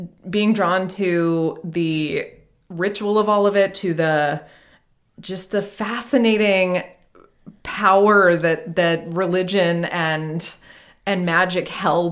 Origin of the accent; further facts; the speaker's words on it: Atlanta, Georgia, United States; moved away as an adult; also born or lived in Wales; I grew up in Atlanta